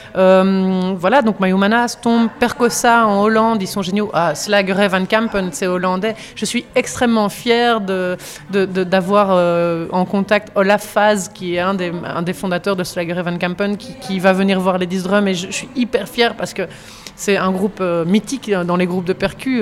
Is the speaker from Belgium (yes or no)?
yes; Belgium; on est belge